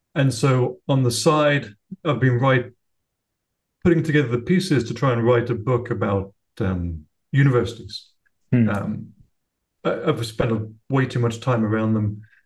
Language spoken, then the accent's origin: English; United Kingdom; now in Florida, United States; I live in uh, Florida now. I'm British originally, but have ended up in Florida